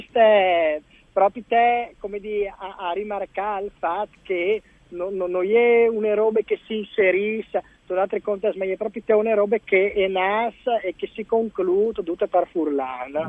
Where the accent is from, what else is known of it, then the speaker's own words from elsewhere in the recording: Lauciac, Friuli-Venezia Giulia, Italy; Io sono originario di Lauciac